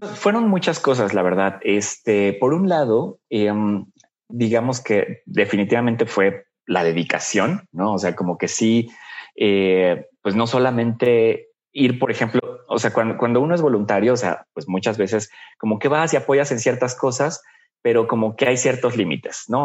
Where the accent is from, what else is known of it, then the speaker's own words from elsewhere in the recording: Puebla, Mexico; Yo soy de Puebla, bueno, vivía allá en Puebla en ese momento